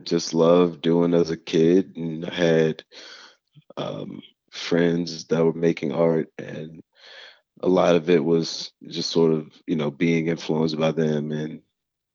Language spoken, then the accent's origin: English; New Orleans, Louisiana, United States; growing up in New Orleans, it's a football town